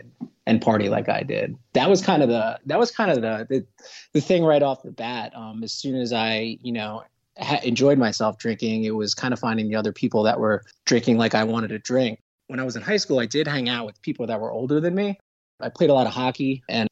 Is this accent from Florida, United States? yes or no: no; New York City, New York, United States; I'm from New York City in Queens, just about 15 minutes or so from Manhattan.